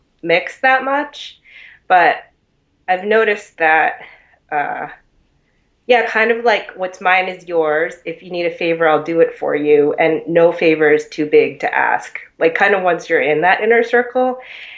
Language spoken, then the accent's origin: English; Boston, Massachusetts, United States; really shaped by being from here too.